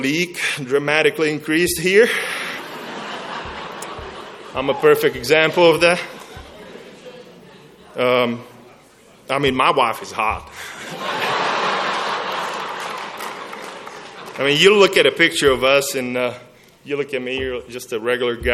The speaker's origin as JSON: {"language": "English", "country": "Czechia", "moved": "as an adult", "lives_now": "Lubbock, United States", "said": "I came from Czech Republic, from a culture that's completely different than Lubbock, Texas"}